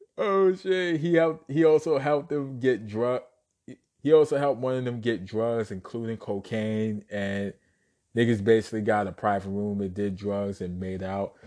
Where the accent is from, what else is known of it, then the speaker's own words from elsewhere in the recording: New York City, New York, United States; born and raised in Brooklyn, New York